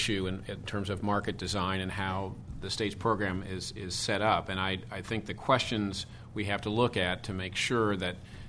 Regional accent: California, United States; as a Californian

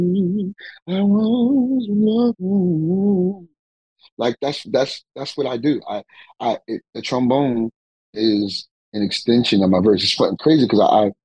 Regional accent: Philadelphia, Pennsylvania, United States; I'm from North Philly. You know, I'm from North Philly, you know, coming from a great city such as mine

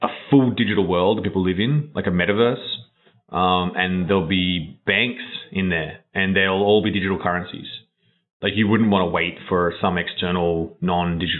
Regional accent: Australia; moved away; I grew up in Australia, which is a long way away.

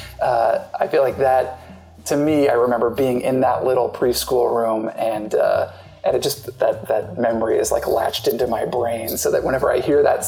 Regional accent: Walnut Creek, California, United States; I'm from Walnut Creek

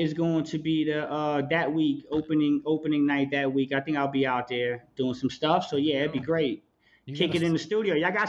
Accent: East Coast, New Jersey, United States; I'm from the East Coast.

